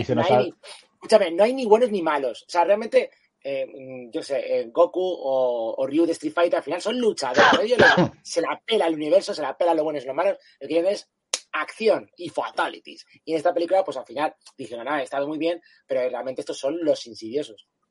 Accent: Canary Islands, Spain; moved away; also born or lived in Spanish mainland; yo también soy un canario que me sacaron de mi hábitat natural.

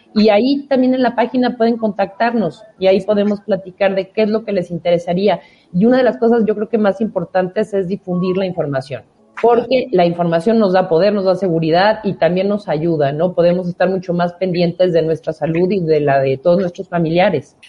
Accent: Mexico; nuestro país

